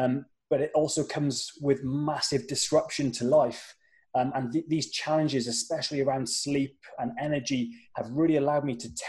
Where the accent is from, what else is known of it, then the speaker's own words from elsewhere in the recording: Wales, United Kingdom; moved away as an adult; also born or lived in London; I'm obviously from the UK. I was born and bred in Wales, and I grew up in Wales until I was 18, when I moved over across the border.